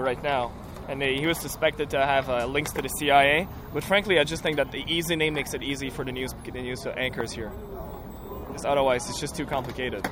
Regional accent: Canada; I'm Canadian

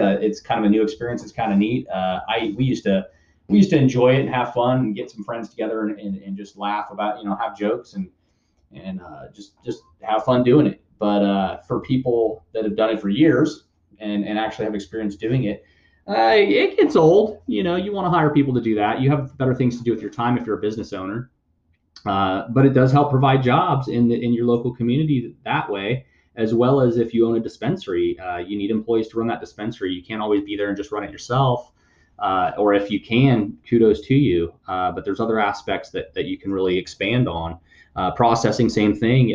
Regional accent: United States; us as Americans

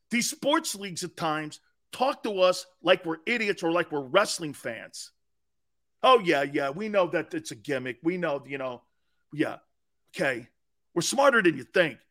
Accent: United States; I'm an American

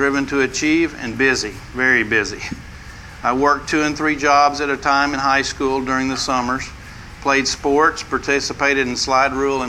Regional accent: West Texas, United States; born or raised there

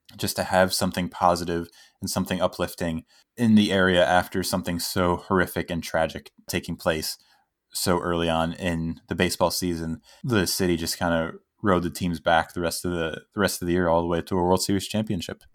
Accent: near Connecticut, New York, United States; I'm from New York okay. and kind of New England. I'm right. I was from right by Connecticut, so right on the border of New England

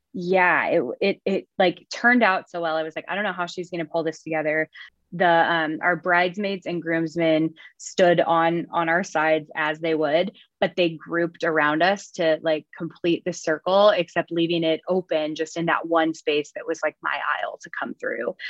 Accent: Lake of the Ozarks, Missouri, United States; moved away as an adult; now in Wichita, United States; I am from Lake of the Ozarks, Missouri

